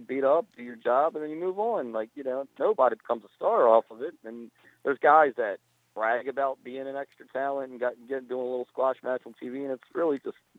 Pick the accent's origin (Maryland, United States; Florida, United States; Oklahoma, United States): Maryland, United States; Baltimore; now in Glen Burnie, United States; I was born and raised in Baltimore. You know, I live in Glen Burnie now, about 8 miles from the city